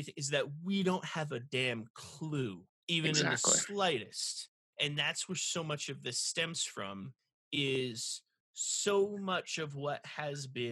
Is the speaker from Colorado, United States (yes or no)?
no; Los Angeles, California, United States; I grew up in Los Angeles.